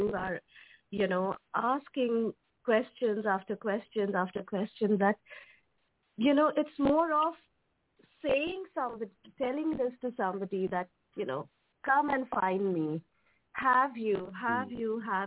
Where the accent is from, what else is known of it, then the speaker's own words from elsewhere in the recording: India; first language Hindi; English is a second language; in Hindi, you know, the Indian, my mother tongue